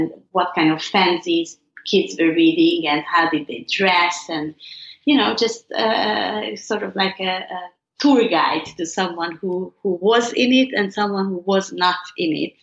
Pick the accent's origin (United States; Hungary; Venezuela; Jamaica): Hungary; growing up in Hungary